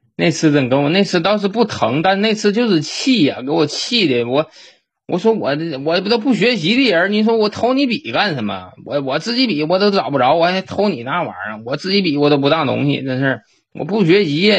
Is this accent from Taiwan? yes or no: no; Northeast China, China; accent: Northeastern Mandarin; 我和我姐都是土生土长的，就没有他那个口音。因为我的身边儿那同学呀，小伙伴儿啊，都是说咱们这个东北话